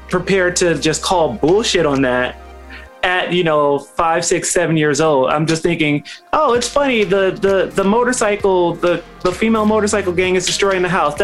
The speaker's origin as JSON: {"language": "English", "town": "Detroit", "region": "Michigan", "country": "United States", "tie": "born or raised there", "said": "As a kid growing up in Detroit"}